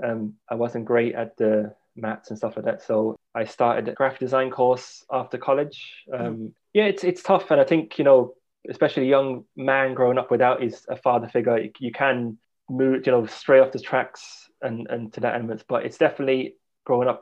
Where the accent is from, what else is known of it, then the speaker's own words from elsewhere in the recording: London, United Kingdom; moved away as an adult; now in Ireland; central London, I grew up in the Marquess Estate, which was a council estate in London